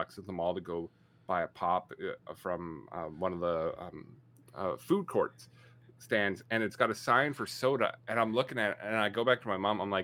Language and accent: English; Canada; I'm Canadian.